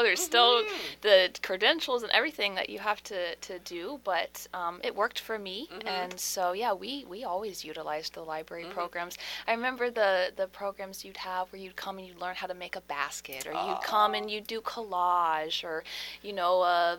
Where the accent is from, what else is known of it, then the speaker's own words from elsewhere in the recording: Harford County, Maryland, United States; I'm born and raised in Harford County